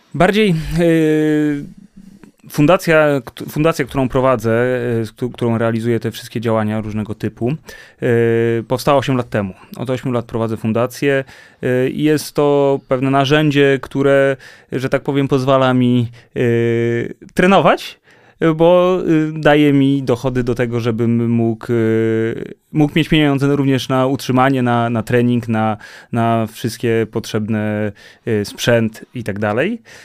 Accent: Warsaw, Masovian Voivodeship, Poland; będąc warszawiakiem

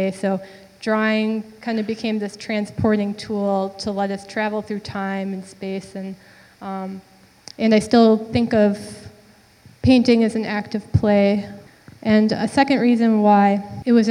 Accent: St. Joseph, Minnesota, United States; moved away as an adult; now in Minneapolis, United States; I'm from St. Joseph, Minnesota, and I live in Minneapolis now, but I grew up there

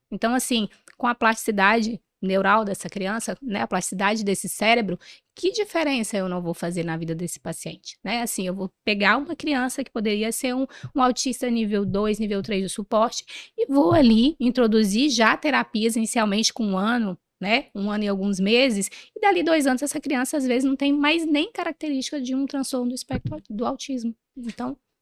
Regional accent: Ourilândia do Norte, Pará, Brazil; eu sou do norte do país, eu sou de uma cidadezinha do interior do Pará, chamada Urilândia do Norte

